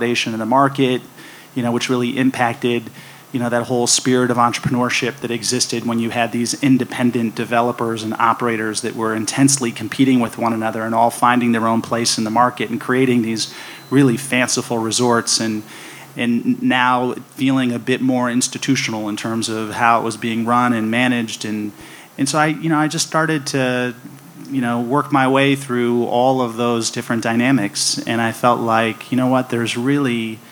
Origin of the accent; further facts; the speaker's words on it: San Francisco, California, United States; now in Las Vegas, United States; I grew up in San Francisco